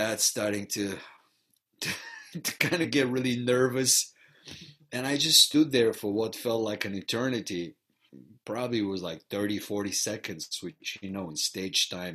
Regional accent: Varna, Varna Province, Bulgaria; first language Bulgarian; English is a second language; moved away as an adult; now in Chicago, United States; growing up in Bulgaria, I was exposed to theater very early on in my life

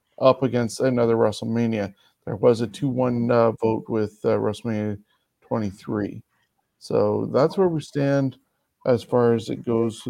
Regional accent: Canada; as a Canadian

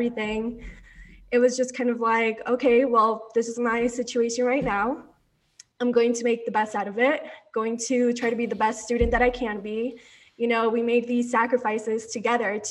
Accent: Orlando, Florida, United States; moved away as an adult; also born or lived in Colombia / Coral Springs, Florida; now in Denver, United States; Seventh grade, I moved to Orlando

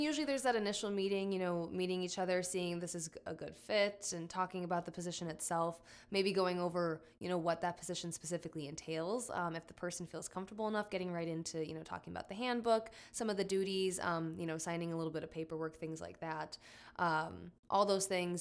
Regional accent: Fond du Lac, Oshkosh area, Wisconsin, United States; also born or lived in Iowa City, Iowa; I'm from the Fond du Lac, Oshkosh area

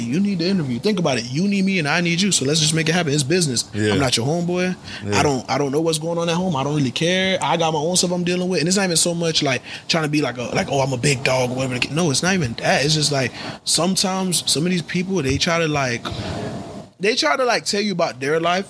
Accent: Broward, Florida, United States; I grew up in Broward

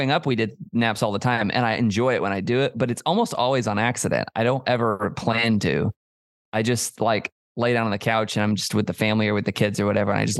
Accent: the South, United States; I was born in God's country down here in the South.

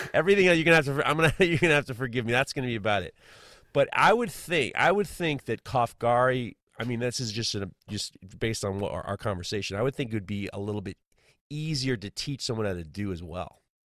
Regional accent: United States; as an American

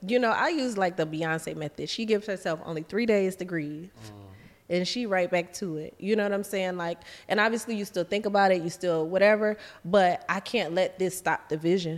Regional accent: the South, United States; moved away as an adult; also born or lived in Atlanta; now in Dubai, United Arab Emirates; I'm from the South. I'm country.

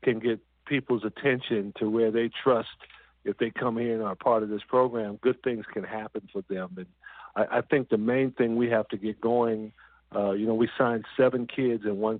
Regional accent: Southern California, United States; I'm from Southern California

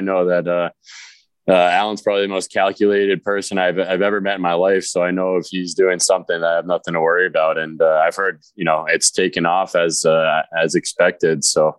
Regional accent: Connecticut, United States; growing up in Connecticut

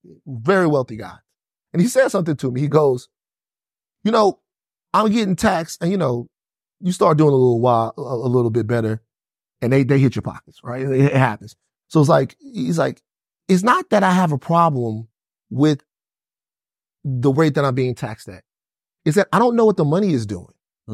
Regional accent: Deep South, United States; I'm from the Deep South. And so being from the Deep South, I know that there's a psychosis

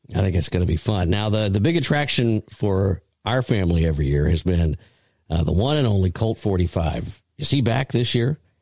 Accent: Carrollton, Georgia, United States; it is my hometown

